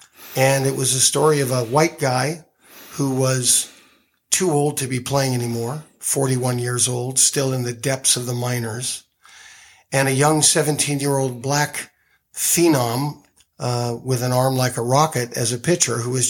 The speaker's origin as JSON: {"language": "English", "town": "Phoenix", "region": "Arizona", "country": "United States", "tie": "born or raised there", "moved": "as an adult", "lives_now": "Los Angeles, United States", "said": "I came to faith when I was 17 in my hometown of Phoenix, Arizona. I've been in Los Angeles since about a week after my 21st birthday, so even though I'm born and bred in Arizona"}